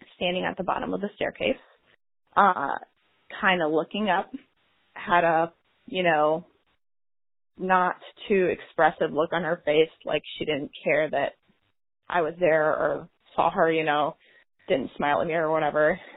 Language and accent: English; St. Louis area, Jefferson County, Missouri, United States; I am from San Luis area, Jefferson County area specifically